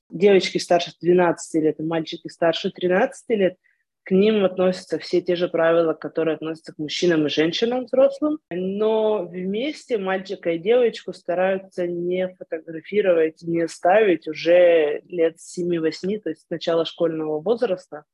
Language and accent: Russian; Ukraine; moved away as an adult; also born or lived in Moscow, Russia; now in Israel; Я с 13 лет э, училась э, в еврейской религиозной школе в Украине